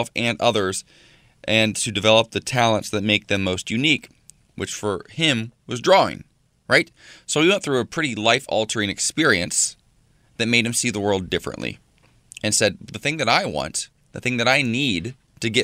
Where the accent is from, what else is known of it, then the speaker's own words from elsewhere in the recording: Ohio, United States; now in Los Angeles, United States; my home state